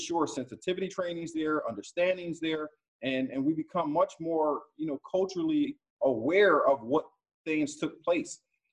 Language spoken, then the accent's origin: English; Philadelphia, Pennsylvania, United States; now in Broward County, United States; When I was a young man growing up in Philadelphia